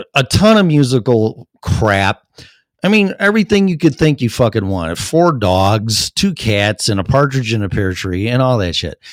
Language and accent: English; Streamwood, Illinois, United States; moved away as an adult; now in Colorado, United States; my hometown in Streamwood